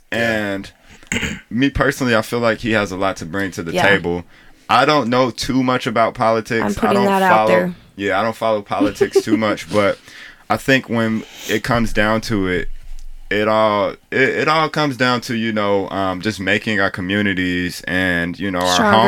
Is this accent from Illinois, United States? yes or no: yes; Chicago, Illinois, United States; now in Sioux Falls, United States; Because I'm from Chicago